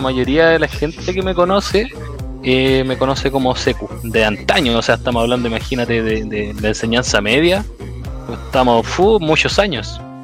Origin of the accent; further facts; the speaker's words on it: Santiago, Santiago Metropolitan Region, Chile; also born or lived in Conchalí, Santiago; soy de, Santiago, de la comuna, nací en Quinta Normal y ahora vivo en Conchalí Alto